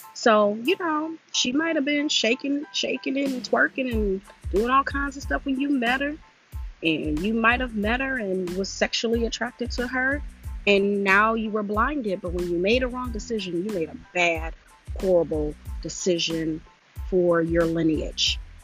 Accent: Detroit, Michigan, United States; I am from Detroit, 313. All right, all day, West Side

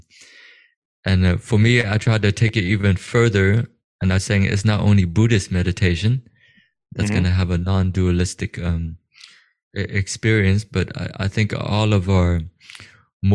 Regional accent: United States; I was also growing up in America, conditioned by the view of God

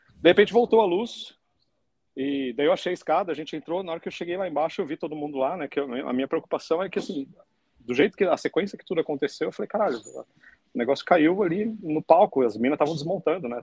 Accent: Brazil; como brasileiro

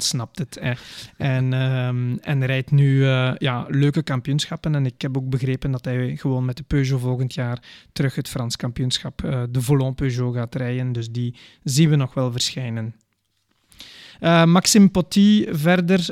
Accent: Belgium; als Belgen

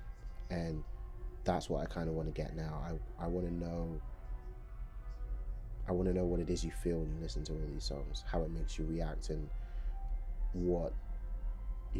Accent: London, United Kingdom; also born or lived in Democratic Republic of the Congo; most of what I remember growing up has been the UK, has been London.

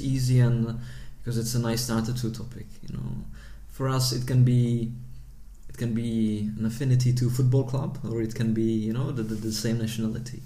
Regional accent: Prague, Czechia; moved away as an adult; now in Rotterdam, Netherlands; I was born in the Czech Republic, in Prague, in, in the capital city of the Czech Republic. But my parents come from Vietnam

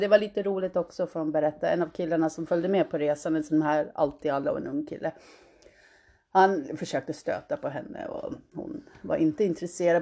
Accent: United States; moved away as an adult; now in Sweden; jag är född i Sverige, svenska föräldrar. Och eh, när jag var fem år flyttade jag och min mamma till USA

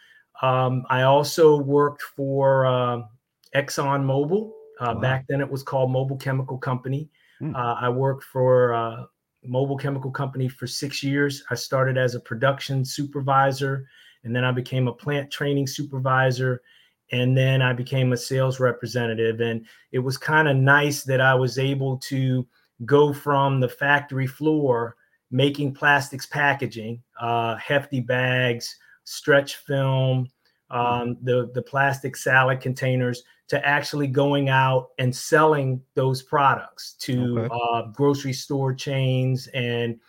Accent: Baltimore, Maryland, United States; I'm originally from Baltimore, Maryland.

